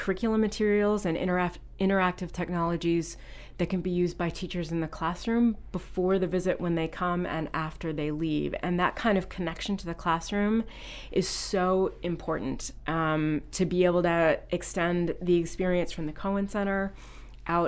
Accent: Virginia, United States; moved away as an adult; also born or lived in Portsmouth, New Hampshire; now in South Berwick, United States; I grew up in Virginia

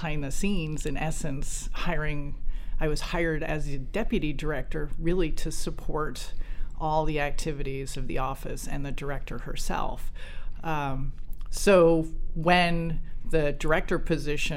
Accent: New Jersey, United States; I grew up in New Jersey

